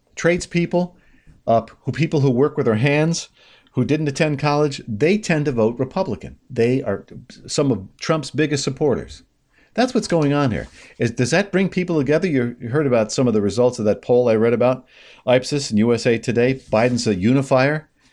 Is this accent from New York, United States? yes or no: yes; New York, United States; I'm a New Yorker through and through